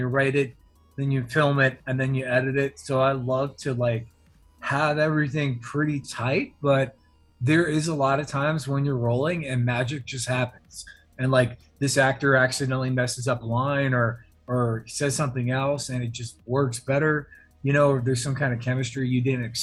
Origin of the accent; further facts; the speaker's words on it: Virginia Beach, Virginia, United States; also born or lived in Los Angeles; now in Atlanta, United States; I'm from Virginia Beach. I live in Atlanta now, but I grew up in Virginia Beach